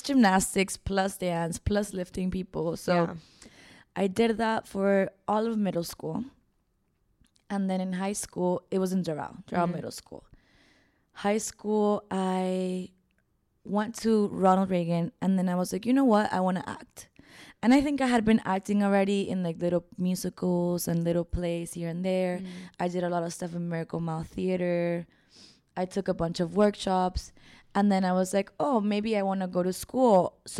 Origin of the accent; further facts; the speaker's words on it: Caracas, Capital District, Venezuela; born there; also born or lived in Miami, United States; No, but yeah, I was born in Caracas. My parents are actually both artists. My dad is a director, TV, and my mom's an actor.